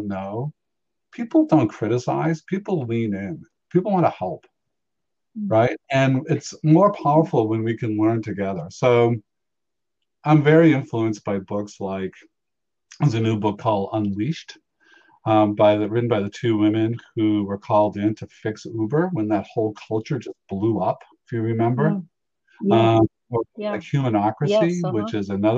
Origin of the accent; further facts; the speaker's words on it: Boston, Massachusetts, United States; I was the kid who organized all of our hockey games. And in the 1970s in Boston